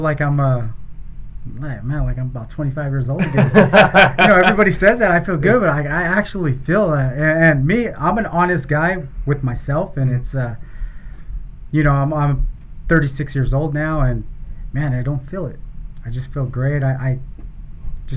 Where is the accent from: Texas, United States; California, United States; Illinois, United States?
California, United States; Gilroy; I was born and raised in Gilroy